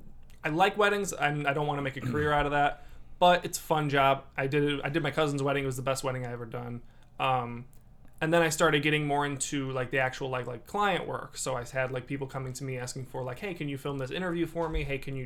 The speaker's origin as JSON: {"language": "English", "town": "Dyer", "region": "Indiana", "country": "United States", "said": "I was like, \"Yeah, I'm from Dyer.\""}